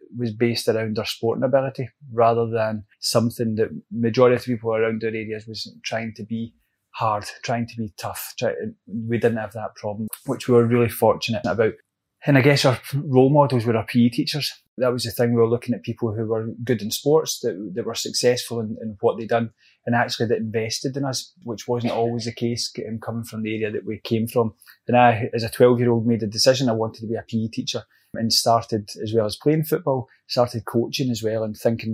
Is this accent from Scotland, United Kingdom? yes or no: yes; Glasgow, Scotland, United Kingdom; also born or lived in Edgewater, Maryland; I'm a Glasgow boy, brought up in the East End of Glasgow